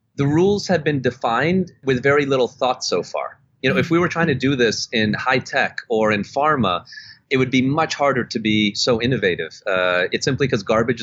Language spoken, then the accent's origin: English; Canada; born or raised there; also born or lived in Budapest, Hungary / Germany / Netherlands